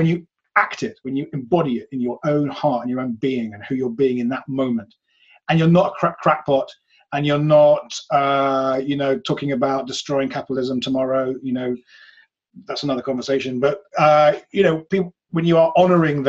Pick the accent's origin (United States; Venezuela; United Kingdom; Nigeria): United Kingdom; England; I come from England where people are super atheist here